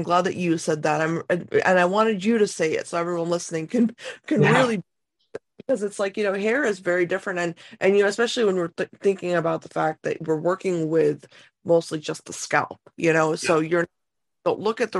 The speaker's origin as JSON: {"language": "English", "country": "India", "said": "me, as an Indian woman, how my hair is growing."}